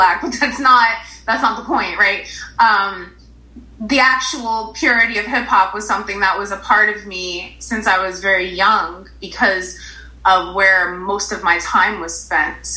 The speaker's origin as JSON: {"language": "English", "town": "Paterson", "region": "New Jersey", "country": "United States", "tie": "born or raised there", "said": "growing up in Paterson"}